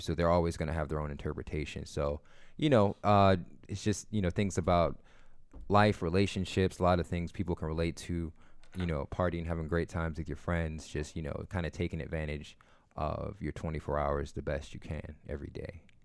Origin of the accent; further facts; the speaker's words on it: Akron, Ohio, United States; I'm from Akron.